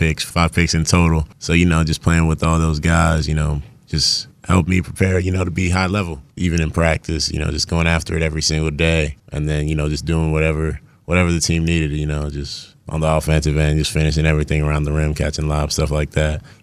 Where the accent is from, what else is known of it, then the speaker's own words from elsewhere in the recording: Virginia, United States; moved away; also born or lived in North Carolina; I'm from Virginia